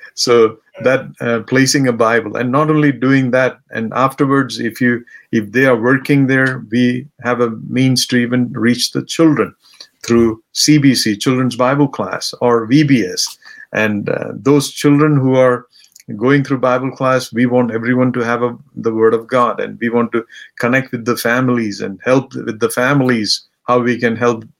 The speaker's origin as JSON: {"language": "English", "country": "India", "moved": "yes", "lives_now": "United States", "said": "I come from India, and this is what my background was, and this is where I came from"}